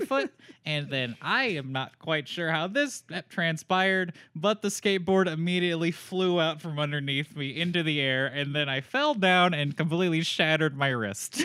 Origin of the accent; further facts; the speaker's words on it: Raleigh, North Carolina, United States; I am from Raleigh, North Carolina